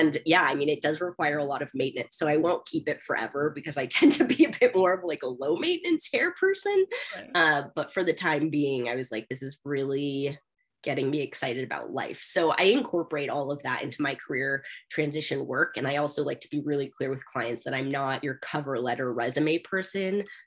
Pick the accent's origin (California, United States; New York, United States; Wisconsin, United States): California, United States; Bay Area; now in Denver, United States; I'm from California. I grew up in the Bay Area